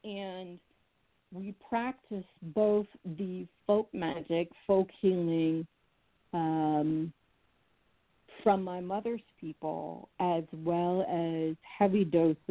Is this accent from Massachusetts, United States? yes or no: yes; New England, Massachusetts, United States; I was raised in New England